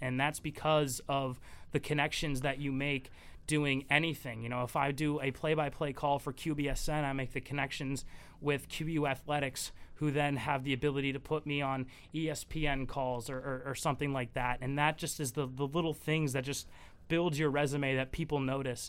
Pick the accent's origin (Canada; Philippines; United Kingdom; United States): United States; New England; growing up in New England